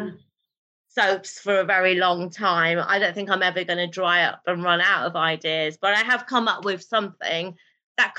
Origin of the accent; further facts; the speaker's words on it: Birmingham, West Midlands, United Kingdom; first language Urdu; I'm a grassroots girl, you know, born and bred in Birmingham